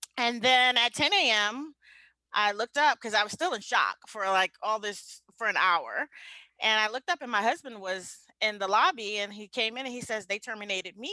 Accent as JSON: {"language": "English", "town": "New York City", "region": "New York", "country": "United States", "tie": "born or raised there", "also_born_or_lived": "Atlanta / Kansas City", "moved": "as an adult", "said": "I'm a kid from the Bronx. I grew up in the Bronx, New York. So I left the Bronx when I was around 24"}